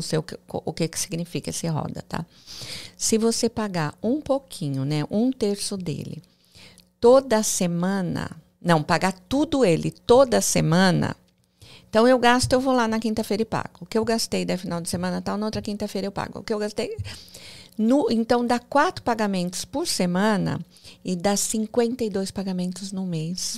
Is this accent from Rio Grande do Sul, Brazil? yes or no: no; interior of São Paulo, Brazil; moved away as an adult; also born or lived in Alphaville, Brazil; now in Miami, United States; eu sou do interior de São Paulo